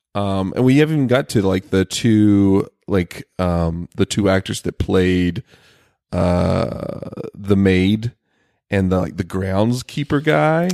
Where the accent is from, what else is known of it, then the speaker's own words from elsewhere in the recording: the South, United States; moved away; I come from the South